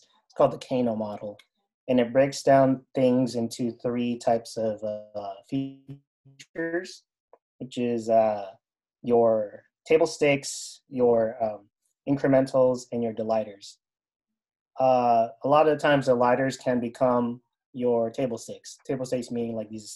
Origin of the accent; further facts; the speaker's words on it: Philippines; now in United States; I grew up in the Philippines